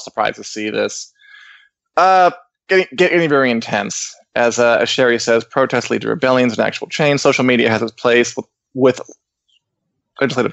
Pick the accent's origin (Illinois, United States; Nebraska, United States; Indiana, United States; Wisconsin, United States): Illinois, United States; Springfield; I was born in Springfield, Illinois